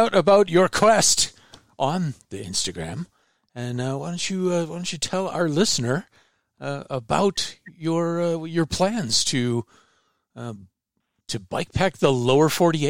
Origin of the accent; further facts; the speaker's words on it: near Chicago, Midwest, United States; moved away; It's the closest mountains to where I used to live in near Chicago. Quite an eye opener for a Midwestern person.